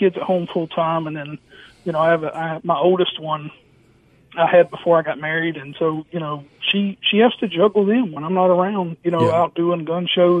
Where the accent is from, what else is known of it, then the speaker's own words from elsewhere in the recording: South Georgia, United States; also born or lived in Dayton, Tennessee; now in Valdosta, United States; And then we moved to Georgia. Probably I was 5 or 6 years old, and then just kind of bounced around South Georgia, Valdosta, Homerville, Waycross, Douglas, just kind of in this general area. And then I settled in Valdosta shortly after getting out of the military, 2002